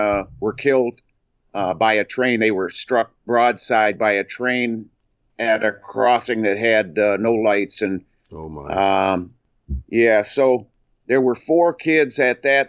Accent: Flint, Michigan, United States; also born or lived in Onaway, Michigan; I was born in Flint, Michigan

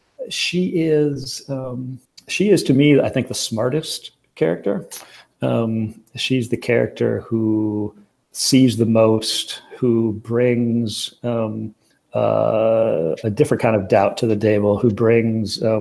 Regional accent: Racine, Wisconsin, United States; I grew up in Wisconsin, and the town that Racine, the city that I'm from

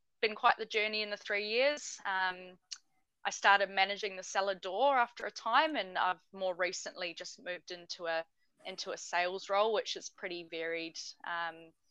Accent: New Zealand; also born or lived in Norway; now in Tasmania, Australia; being a New Zealander

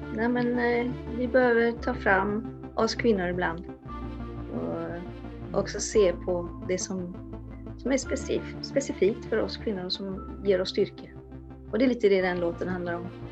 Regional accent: Sweden; för mig som svensk

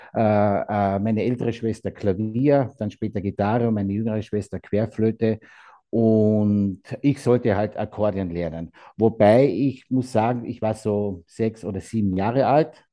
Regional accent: Austria; also born or lived in Carinthia; hier bei uns in Österreich

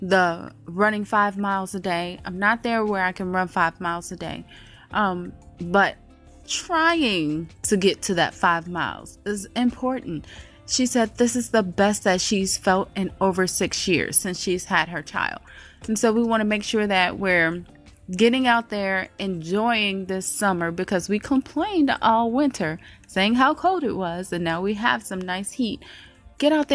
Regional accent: by Lake Michigan, Midwest, United States; now in Atlanta, United States; Growing up in the Midwest, I was used to the humidity. We were over there by Lake Michigan

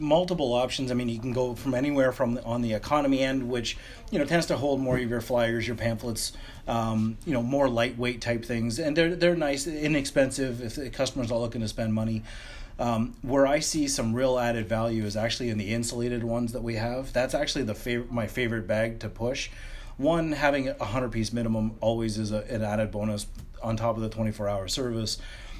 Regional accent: Canada; the fact that we're Canadian and we're headquartered here

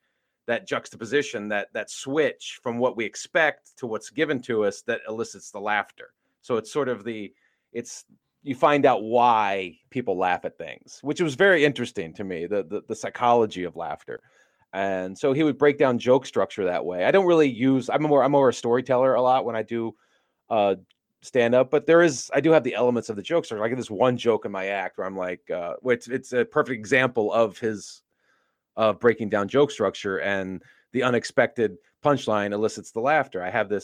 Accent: Virginia, United States; moved away as an adult; now in Los Angeles, United States; I grew up on the East Coast in Virginia

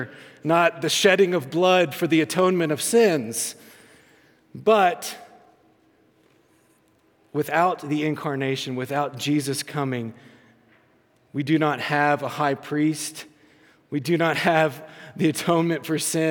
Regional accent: the South, United States; when I was growing up, growing up in the South, and I grew up in the church

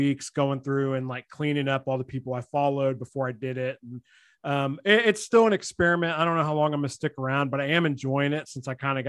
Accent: Mississippi, United States; I moved here from Mississippi.

